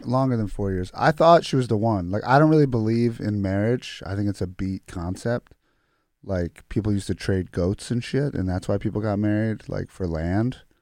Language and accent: English; United States; also born or lived in Croatia (ancestry); I was born here